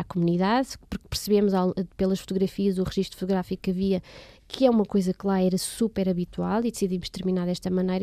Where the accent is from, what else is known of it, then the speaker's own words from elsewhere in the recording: Portugal; como bons portugueses que nós somos